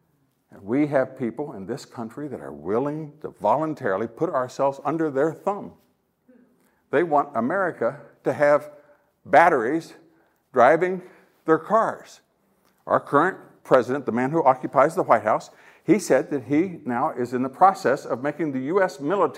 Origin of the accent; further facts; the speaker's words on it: Ohio, United States; I'm from Ohio.